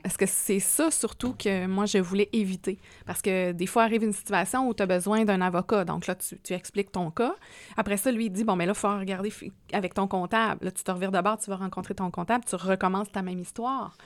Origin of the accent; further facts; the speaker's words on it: Quebec, Canada; now in Quebec City, Canada; Moi, je suis un bleuet authentique.